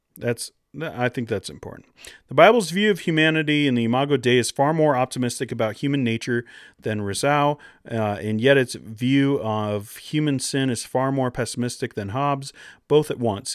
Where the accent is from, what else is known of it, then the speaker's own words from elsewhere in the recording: Pacific Northwest, United States; I grew up in the Pacific Northwest.